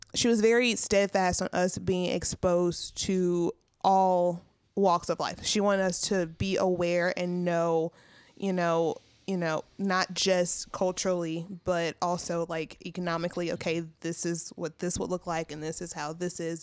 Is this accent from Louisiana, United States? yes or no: yes; Zachary, Louisiana, United States; moved away; I grew up in Zachary, which is a very multicultural place, and then I moved here